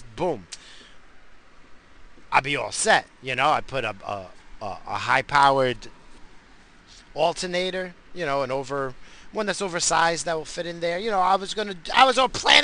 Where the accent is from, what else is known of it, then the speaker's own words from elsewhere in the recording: New York, United States; accent: New York; moved away; also born or lived in New England / California; I'm from New York. I got that New York accent